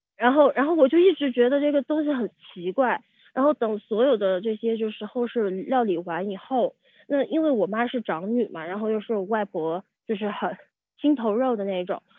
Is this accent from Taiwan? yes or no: no; Yunnan, China; 我是云南人